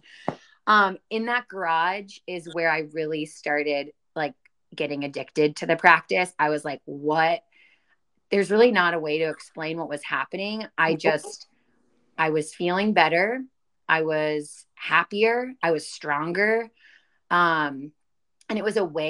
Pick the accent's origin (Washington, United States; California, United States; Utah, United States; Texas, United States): Texas, United States; Dallas; moved away as an adult; now in Pittsburgh, United States; I'm originally from Dallas. I went to school in Pittsburgh. That's what brought me to Pittsburgh. That's where May and I are